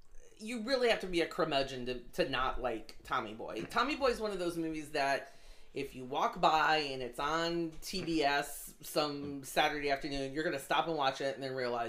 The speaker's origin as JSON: {"language": "English", "town": "Detroit", "region": "Michigan", "country": "United States", "tie": "born or raised there", "said": "Because we're both from Detroit"}